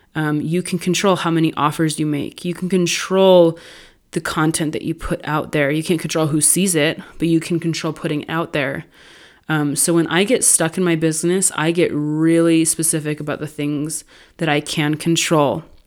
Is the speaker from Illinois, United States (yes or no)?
no; California, United States; I grew up in California.